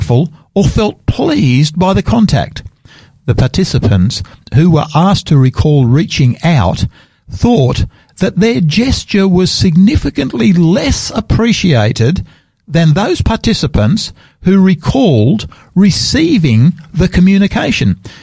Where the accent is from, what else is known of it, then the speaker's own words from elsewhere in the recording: Sydney, New South Wales, Australia; now in Adelaide, Australia; I come from the East Coast Australia, Sydney's hometown for me